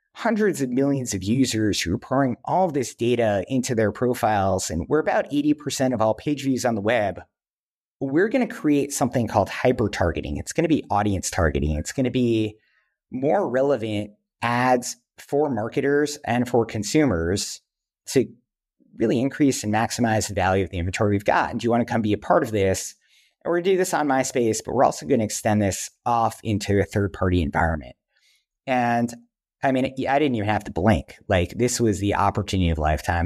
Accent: New York, United States; also born or lived in Wisconsin; I grew up here in New York

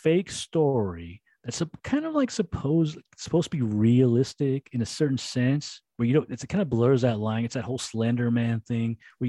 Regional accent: United States; I'm American. I'm not French. I'm American.

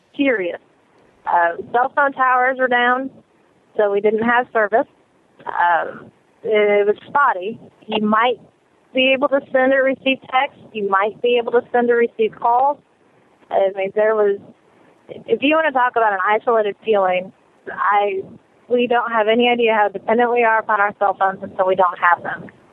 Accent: Illinois, United States; now in Alabama, United States; I'm originally from Illinois

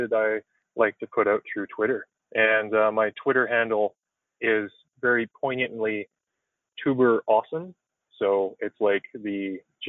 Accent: Carberry, Manitoba, Canada; moved away; Carberry, Manitoba, which is my hometown where I grew up just outside of.

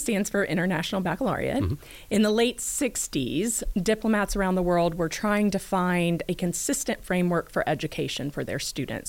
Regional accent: Cobb County, Georgia, United States; So I'm actually a product of Cobb County School District.

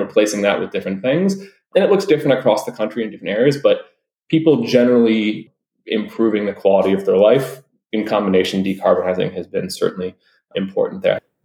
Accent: Detroit, Michigan, United States; I'm originally from Detroit

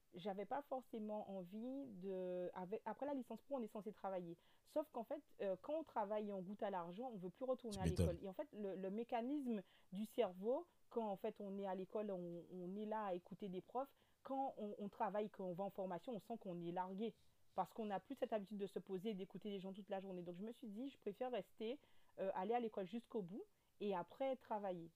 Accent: Guadeloupe; accent: Guadeloupean; also born or lived in Metropolitan France; now in France; Je suis de la Guadeloupe

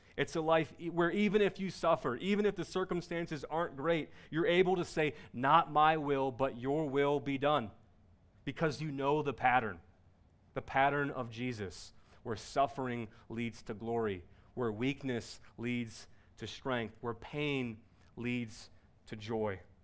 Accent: Cincinnati, Ohio, United States; I was born in Cincinnati, Ohio

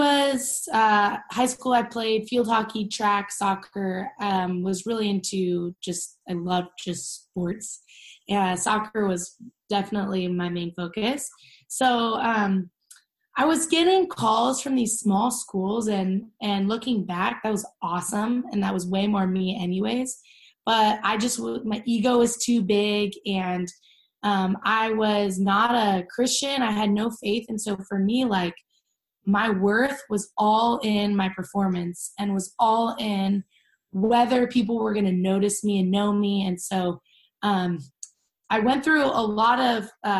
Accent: Orange County, California, United States; I grew up in Orange County, California.

